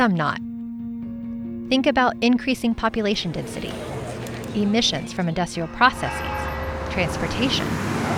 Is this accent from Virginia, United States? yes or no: no; Indiana, United States; moved away as an adult; now in Colorado, United States; I grew up in a rural part of Indiana, surrounded by farmland and forest